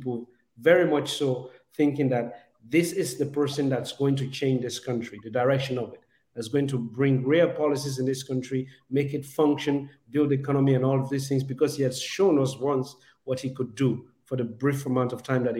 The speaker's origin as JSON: {"language": "English", "region": "Southern Province", "country": "Sierra Leone", "said": "In the context of Sierra Leone, I'm Mende. I come from the South"}